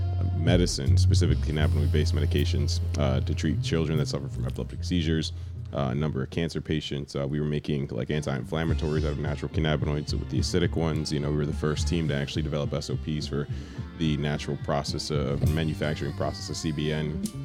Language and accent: English; Edison, New Jersey, United States; also born or lived in Red Bank, New Jersey / California; So I'm from Jersey originally. I'm from Edison, you know, born in Red Bank, born on the water, you know, raised in Edison my whole life. I like to tell everybody basically I was born in Edison because I was just delivered at the hospital.